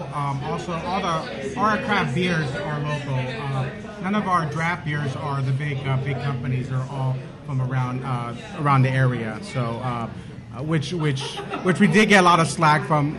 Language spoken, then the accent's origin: English; Whittier, California, United States; We're both from Whittier. Went to high school in Pioneer.